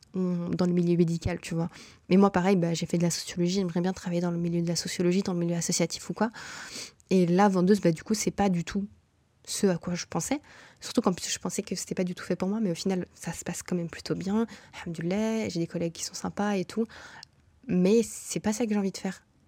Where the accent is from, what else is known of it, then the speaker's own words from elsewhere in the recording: Brussels, Brussels-Capital Region, Belgium; moved away as an adult; also born or lived in Morocco (ancestry); now in Canada; toutes mes réalités sont bruxelloises.